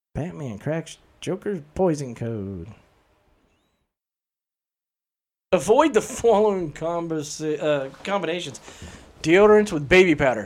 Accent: New England, United States; We're from New England.

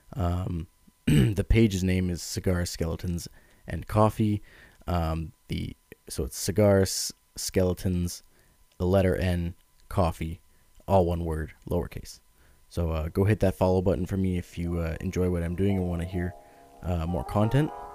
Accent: Ottawa, Ontario, Canada; I'm from Ottawa, Ontario, Canada

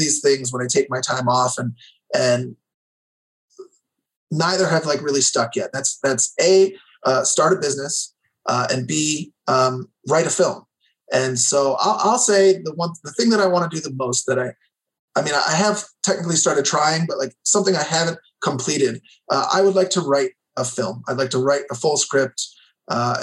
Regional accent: Illinois, United States; also born or lived in New Hampshire; I grew up in Illinois

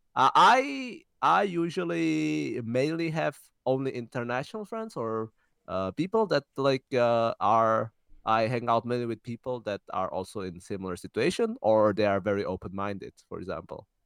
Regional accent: Czechia; We were born and raised in Czech Republic, in fact, in the same city.

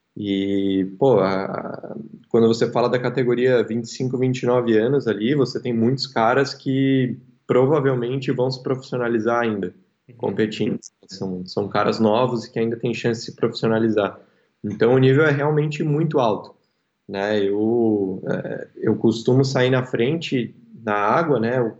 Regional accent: Porto Alegre, Rio Grande do Sul, Brazil; moved away as an adult; also born or lived in São Paulo; Eu sou eu sou gaúcho, sou daqui, minha família inteira mora aqui

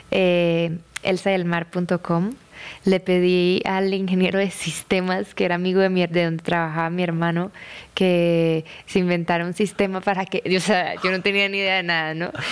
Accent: Bucaramanga, Santander, Colombia; De Bucaramanga, Manu.

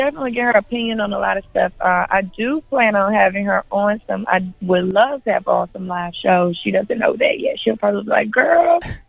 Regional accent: Memphis, Tennessee, United States; I grew up in Westwood, a little bit closer towards Mississippi, but yeah, I grew up in Westwood.

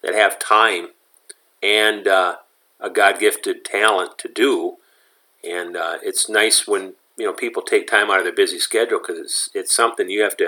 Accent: Michigan, United States; I'm from Michigan

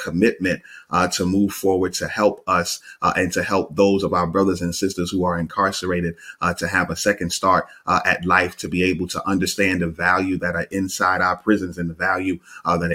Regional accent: New York City, New York, United States; I'm from Brooklyn

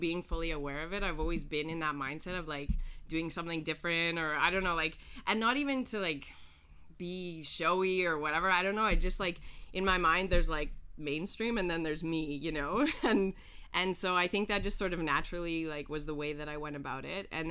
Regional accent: Calgary, Alberta, Canada; moved away as an adult; also born or lived in Havana, Cuba; now in Montreal, Canada; I'm originally from Calgary, Alberta

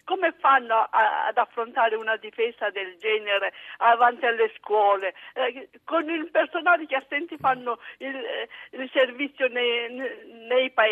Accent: Baghdad, Baghdad Governorate, Iraq; born there; moved away as an adult; sono nata a Baghdad.

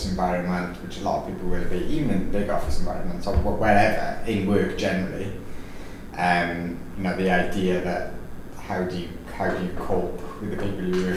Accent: Wales, United Kingdom; accent: Welsh; my lovely Welsh accent

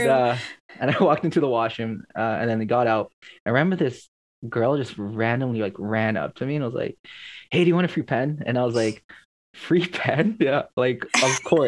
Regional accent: Toronto, Ontario, Canada; I'm Filipino and I was raised in Scarborough

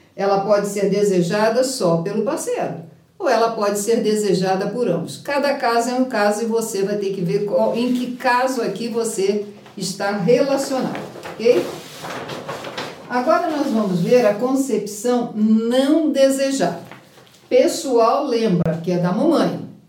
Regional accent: Rio de Janeiro, Brazil; eu sou carioca

